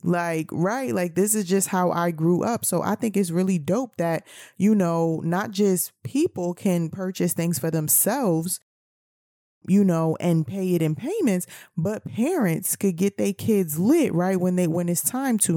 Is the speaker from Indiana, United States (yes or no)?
no; New York City, New York, United States; I grew up in New York City